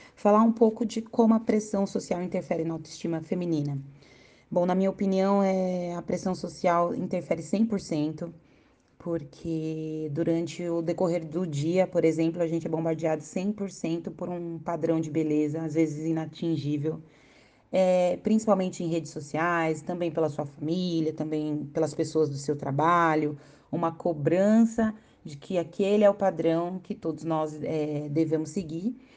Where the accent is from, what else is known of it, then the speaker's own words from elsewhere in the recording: São Paulo, Brazil; sou de São Paulo, tenho 36 anos